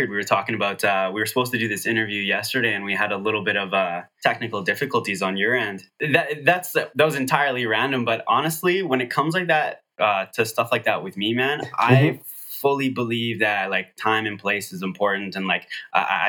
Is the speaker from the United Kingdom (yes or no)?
no; Calgary, Alberta, Canada; I was born and raised in Calgary as well, and we're based out of Calgary.